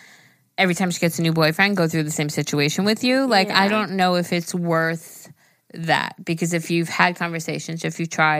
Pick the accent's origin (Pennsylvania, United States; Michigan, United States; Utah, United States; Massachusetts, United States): Massachusetts, United States; I'm from Massachusetts, and I love your podcast so much.